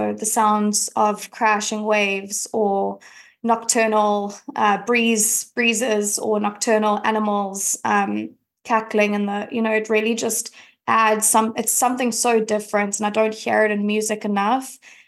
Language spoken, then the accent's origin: English; Cape Town, Western Cape, South Africa; as you can probably hear, I'm from South Africa, I'm from Cape Town